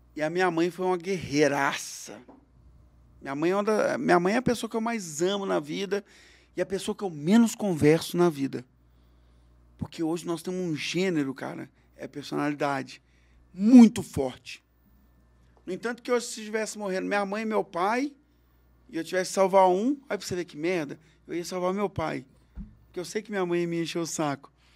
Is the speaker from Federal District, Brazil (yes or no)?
no; Belo Horizonte, Minas Gerais, Brazil; moved away as an adult; now in Uberlândia, Brazil; Eu sou de Belo Horizonte.